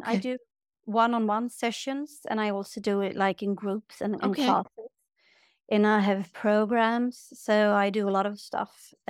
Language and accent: English; Sweden; like I'm from Sweden, born and raised, and they call us like menopause cows